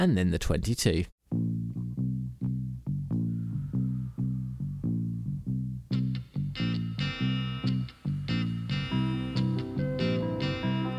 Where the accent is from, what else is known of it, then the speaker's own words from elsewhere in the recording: United Kingdom; I'm a Brit